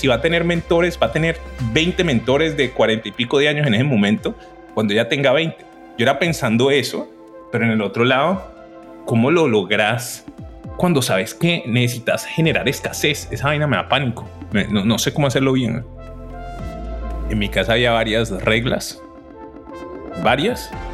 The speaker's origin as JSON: {"language": "Spanish", "town": "Cali", "region": "Valle del Cauca", "country": "Colombia", "tie": "born or raised there", "also_born_or_lived": "Bogotá / United States", "moved": "as an adult", "said": "Yo soy de Cali, soy de Colombia, soy gemelo"}